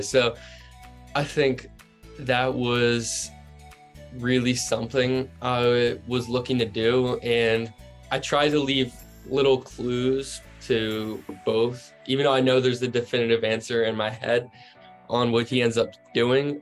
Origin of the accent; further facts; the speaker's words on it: New Jersey, United States; also born or lived in Virginia; I grew up in South Jersey